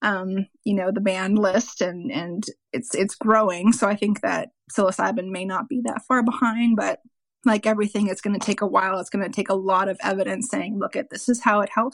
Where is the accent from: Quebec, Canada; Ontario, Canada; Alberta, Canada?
Ontario, Canada; also born or lived in South Central Texas; now in Texas, United States; I am in South Central Texas, but I am from Ontario, Canada